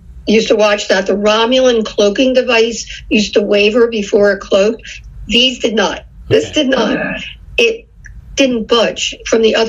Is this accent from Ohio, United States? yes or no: no; Philadelphia, Pennsylvania, United States; now in Phoenix, United States; We're from Philadelphia originally